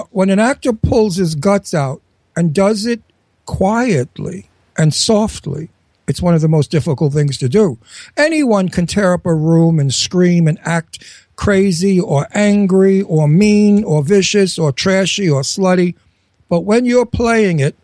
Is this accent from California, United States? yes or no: no; New York City, New York, United States; also born or lived in Brooklyn; I was born in Brooklyn, and I was raised in Astoria, Queens